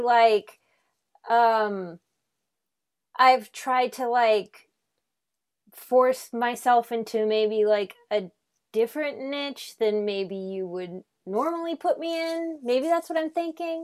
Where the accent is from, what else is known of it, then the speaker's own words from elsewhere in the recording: Omaha, Nebraska, United States; moved away as an adult; also born or lived in Chicago; now in Los Angeles, United States; I'm from Omaha